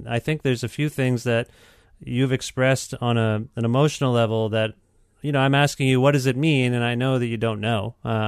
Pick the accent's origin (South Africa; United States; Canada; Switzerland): Canada; I'm not an American. I'm Canadian.